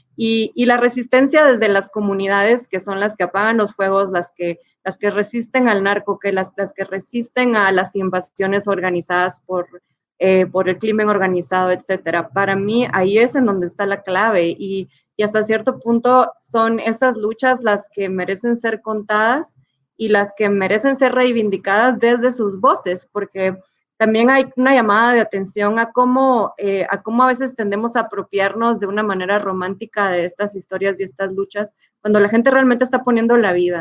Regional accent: Guatemala; como soy guatemalteca

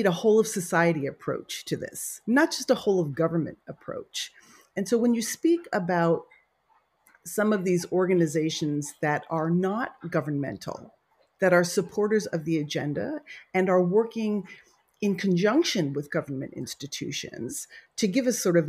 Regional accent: United States; I'm an American

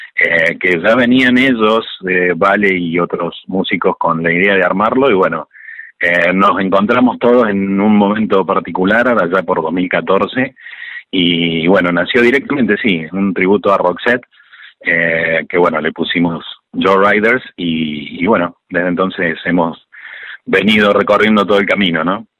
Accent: Córdoba, Argentina; nosotros somos de aquí de Córdoba, capital

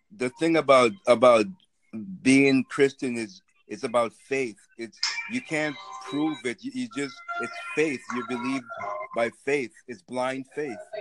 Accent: Massachusetts, United States; I'm from Massachusetts

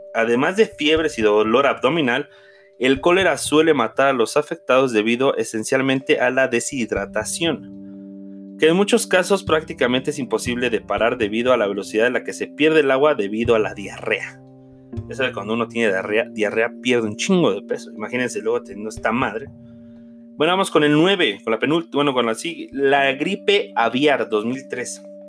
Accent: Mexico; como mexicanos

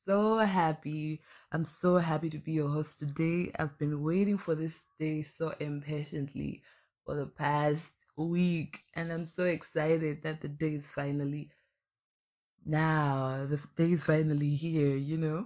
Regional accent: Blantyre, Southern Region, Malawi; I'm from Blantyre, Malawi

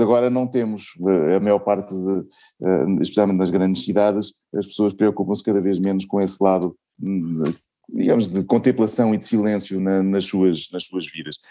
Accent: Portugal; sendo portuguesa

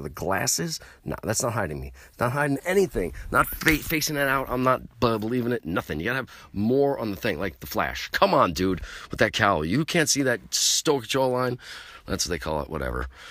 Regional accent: New York, United States; I'm from New York

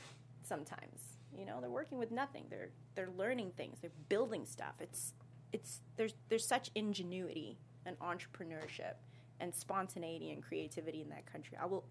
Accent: KwaZulu-Natal, South Africa; growing up in South Africa

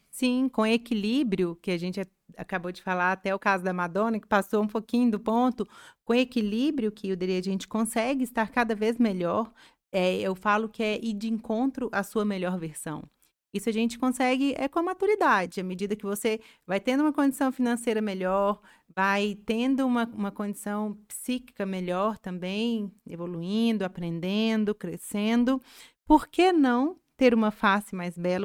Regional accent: Carmo da Mata, Minas Gerais, Brazil; a gente que é, é, do interior, né? Eu sou lá de Carmo da Mata

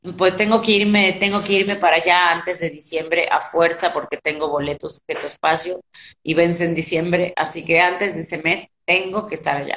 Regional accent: Argentina; moved away as an adult; now in Mexico; como cualquier argentino

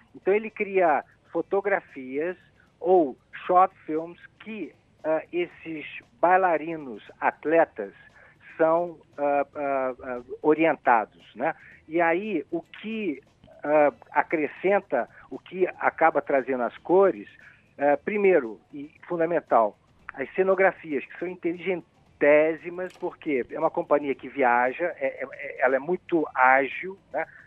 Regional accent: Rio de Janeiro, Brazil; eu sou carioca da gema

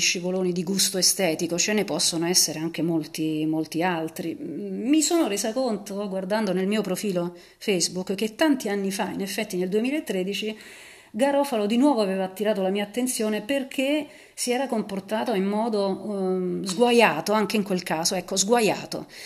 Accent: Naples, Campania, Italy; sono napoletana anch'io

